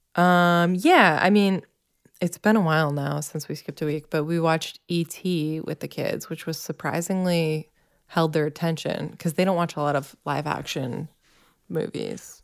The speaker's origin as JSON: {"language": "English", "region": "Massachusetts", "country": "United States", "tie": "born or raised there", "said": "growing up in Massachusetts"}